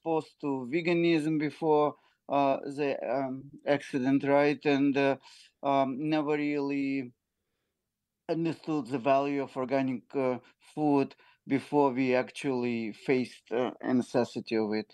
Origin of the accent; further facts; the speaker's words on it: Ukraine; now in New York, United States; I came from Ukraine. We are Jewish. We lived in Ukraine almost now, at least 32 years ago.